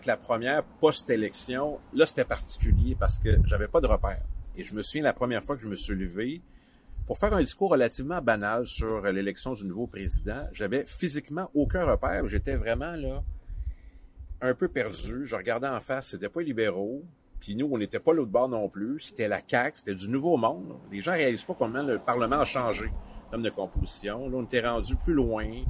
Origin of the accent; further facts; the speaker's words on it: Matane, Quebec, Canada; Matane, euh, c'est ma ville natale, c'est là que j'habite euh, aussi